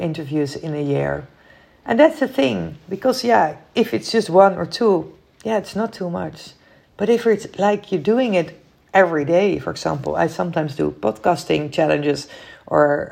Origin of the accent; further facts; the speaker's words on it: Netherlands; I'm from the Netherlands